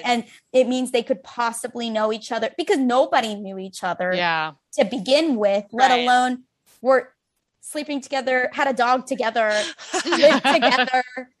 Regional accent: Chicago, Illinois, United States; moved away; I grew up in Chicago and now she lives in New York and I'm staying with her.

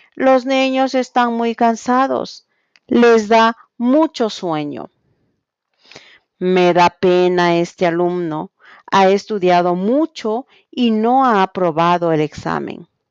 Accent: Quito, Pichincha, Ecuador; soy de Quito, Ecuador

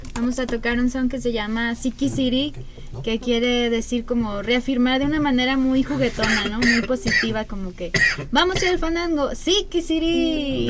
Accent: Guadalajara, Jalisco, Mexico; moved away as an adult; now in San Luis Potosí, Mexico; yo soy de Guadalajara

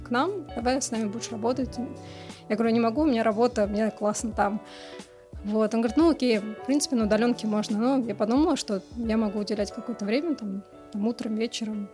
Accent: Moscow, Russia; я родилась в Москве, ходила в школу

